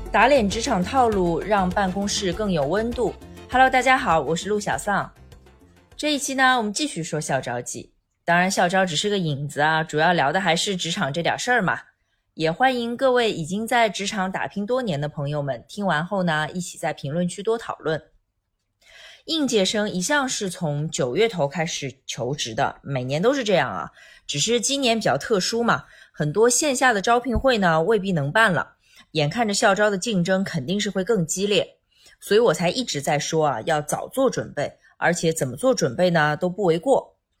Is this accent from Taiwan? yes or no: no; China; 我们中国人的文化里面